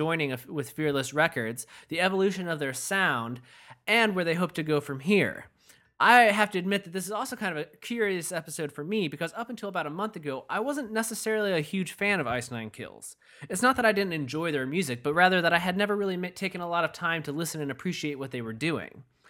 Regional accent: Michigan, United States; now in Massachusetts, United States; I'm not a Massachusetts native or anything, but yeah.

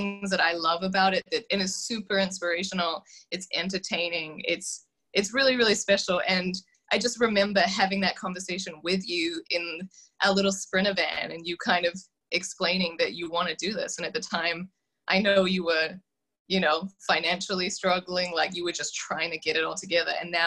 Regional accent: New Zealand; now in United States; I am originally from New Zealand, and now I'm in the States

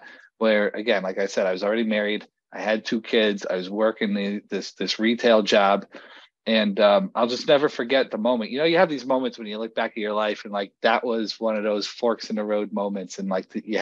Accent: Bridgeport, Connecticut, United States; also born or lived in Fairfield County, Connecticut / New Haven, Connecticut; now in Colchester, United States; I moved around Fairfield County growing up, and ultimately wound up in Bridgeport, Connecticut

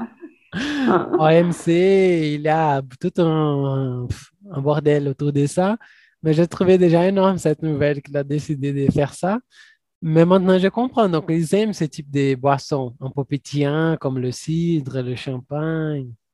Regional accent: Brazil; first language Portuguese; French is a second language; nous, en tant que Brésiliens

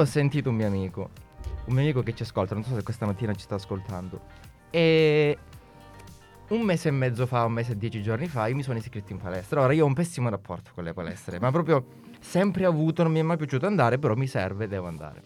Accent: Calabria, Italy; now in Milan, Italy

